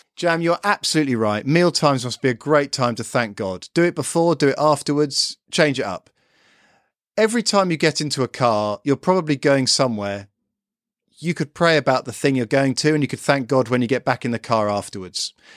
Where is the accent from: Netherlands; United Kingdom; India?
United Kingdom; I'm a Brit